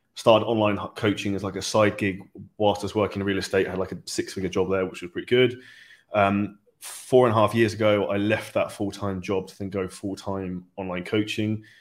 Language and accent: English; United Kingdom; we're both British